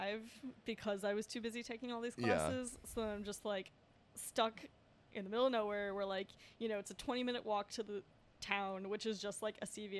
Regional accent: Westchester, New York, United States; now in New York City, United States; I grew up in Westchester

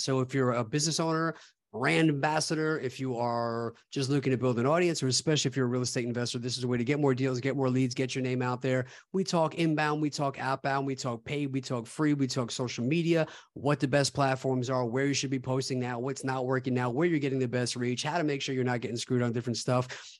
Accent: New York, United States; my home state in Lockport, New York

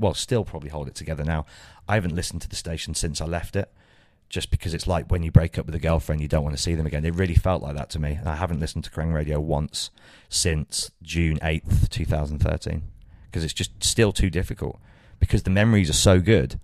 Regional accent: Birmingham, West Midlands, United Kingdom; my hometown

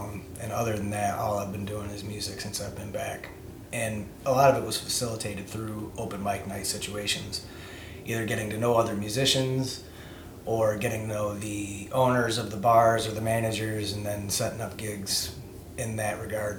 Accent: Northwest Ohio, United States; moved away as an adult; also born or lived in California; I'm from the Northwest Ohio area. At some point in time, I tried to get out a few different places. I ended up out west for about 12 years in California

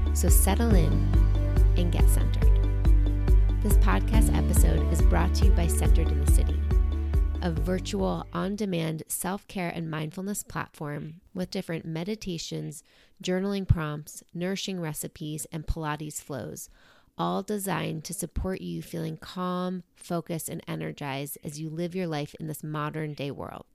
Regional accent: New York City, New York, United States; now in Pacific Northwest, United States; I'm originally from New York City, a place that is known as being aggressive

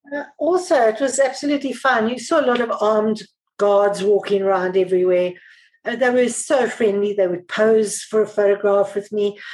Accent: South Africa; I'm South African

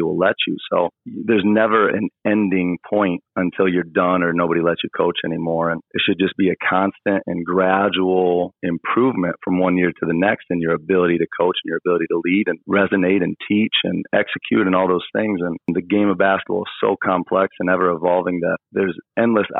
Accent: Indiana, United States; moved away; growing up in Indiana

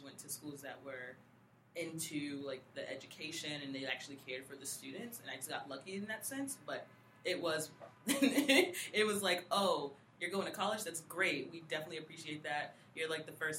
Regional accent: Boston, Massachusetts, United States; growing up as African American, like. In the U.S. and Boston and Dorchester

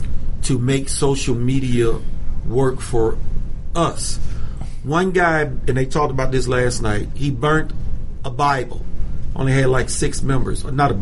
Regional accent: Venezuela; here is a minority and a female mm-hmm. who can tell you something about socialism mm-hmm. because I hail from Venezuela.

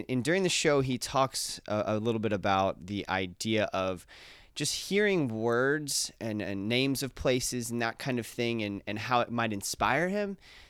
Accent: Ocala, Florida, United States; I'm from Ocala, Florida

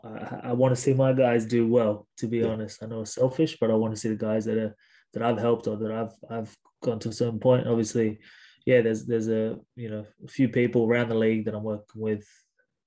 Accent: Sydney, New South Wales, Australia; I guess I'm from Sydney, so there is that hometown loyalty as well.

